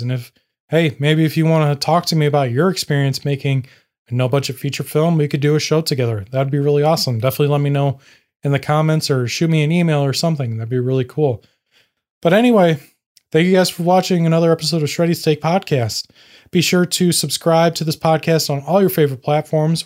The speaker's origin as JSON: {"language": "English", "region": "Indiana", "country": "United States", "said": "I'm a nobody from Indiana"}